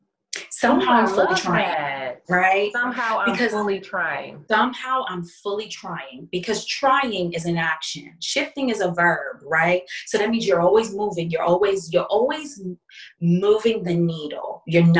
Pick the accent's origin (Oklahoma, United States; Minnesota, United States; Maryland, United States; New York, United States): New York, United States; New York City; moved away as an adult; now in Houston, United States; I'm a born and raised New Yorker.